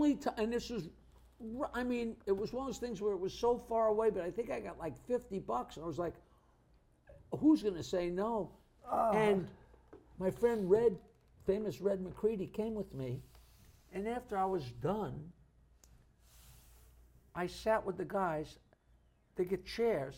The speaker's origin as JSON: {"language": "English", "town": "Oyster Bay", "region": "New York", "country": "United States", "tie": "born or raised there", "said": "growing up in Oyster Bay"}